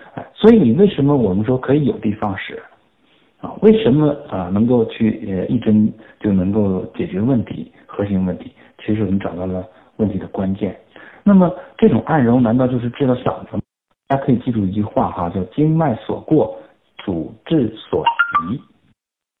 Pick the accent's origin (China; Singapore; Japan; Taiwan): China; 我们中国人